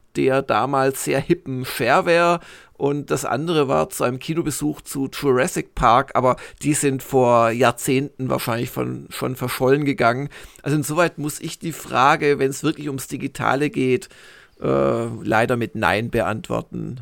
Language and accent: German; Swabia, Germany; ich komme aus Schwaben